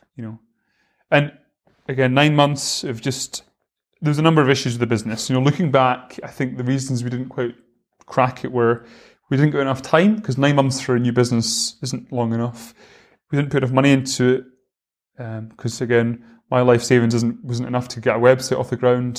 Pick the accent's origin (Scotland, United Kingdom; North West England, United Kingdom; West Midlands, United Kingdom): Scotland, United Kingdom; Rosyth; also born or lived in Edinburgh; I'm from Fife. I live in Rosyth. Um, And I, I lived there my whole life until I went to uni